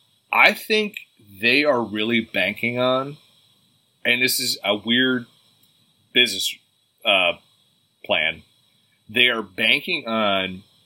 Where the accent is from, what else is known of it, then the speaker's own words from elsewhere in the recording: Ireland; Being Irish and drunk half the time.